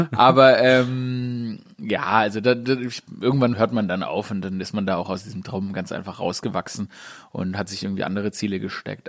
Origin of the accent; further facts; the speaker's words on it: Stuttgart, Baden-Württemberg, Germany; moved away; ich bin wirklich in Stuttgart Downtown aufgewachsen